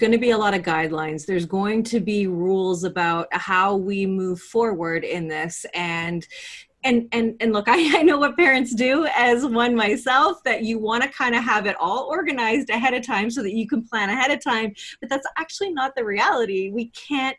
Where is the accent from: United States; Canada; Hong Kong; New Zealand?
Canada; I'm Canadian, so I live in Canada